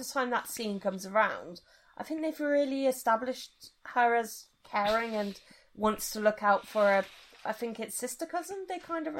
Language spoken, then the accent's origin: English; United Kingdom; At the same time, I'm still proud about being British. I live as a British woman. I see myself as European.